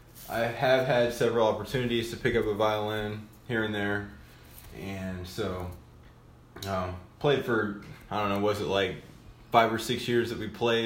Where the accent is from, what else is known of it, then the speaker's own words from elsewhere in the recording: Moberly, Missouri, United States; born there; I was born in Moberly.